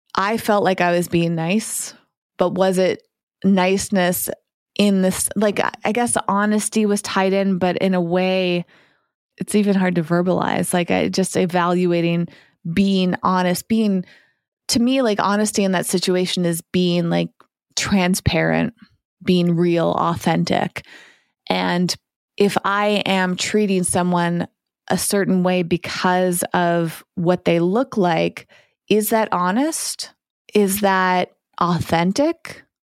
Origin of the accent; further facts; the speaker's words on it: East Coast of the United States, United States; now in West Coast, United States; I grew up on the East Coast and I've been living on the West Coast